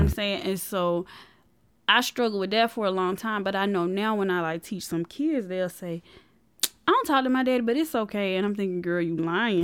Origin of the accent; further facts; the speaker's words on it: Columbus, Georgia, United States; growing up in Columbus